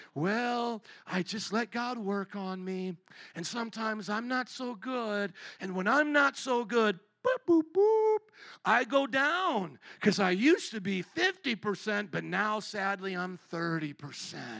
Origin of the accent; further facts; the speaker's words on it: United States; I was born in the American culture